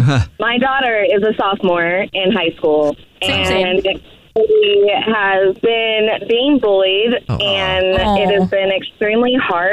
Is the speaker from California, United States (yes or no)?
yes; Sacramento, California, United States